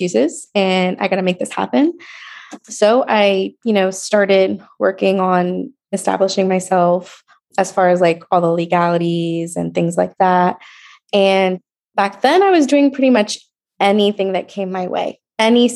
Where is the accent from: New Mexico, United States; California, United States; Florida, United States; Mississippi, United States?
Florida, United States; Port St. Lucie; also born or lived in New York; now in Oviedo, United States; I'm from Port St. Lucie, like originally New York, but then we moved to Port St. Lucie.